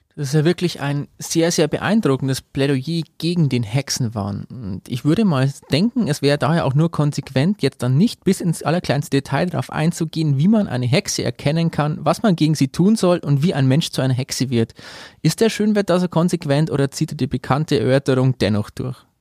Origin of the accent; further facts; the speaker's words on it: Amberg, Bavaria, Germany; Ich komme aus Amberg